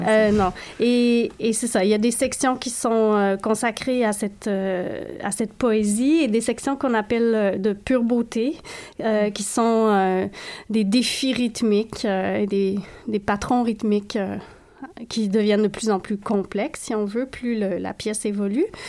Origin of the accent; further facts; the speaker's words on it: Canada; je suis née par erreur au Canada